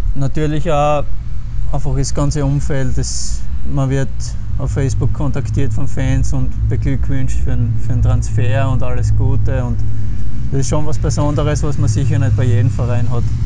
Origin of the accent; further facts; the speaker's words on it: Pöls, Styria, Austria; in meinem Heimatort in Böls beim FSC